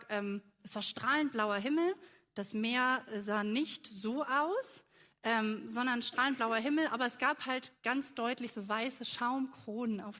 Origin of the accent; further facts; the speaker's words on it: Kiel, Schleswig-Holstein, Germany; Ich bin gebürtige Kielerin, ähm, bin also quasi äh, am Wasser, im Wasser aufgewachsen.